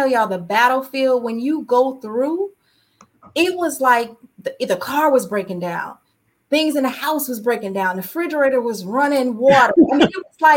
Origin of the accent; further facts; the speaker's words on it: Springfield, Massachusetts, United States; moved away; my hometown where it all began for me, Springfield, Massachusetts